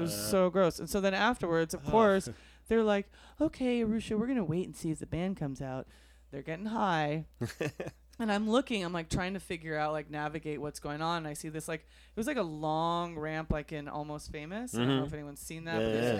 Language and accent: English; Arizona, United States; And I'm like, I'm from Arizona. And I showed him my driver's license.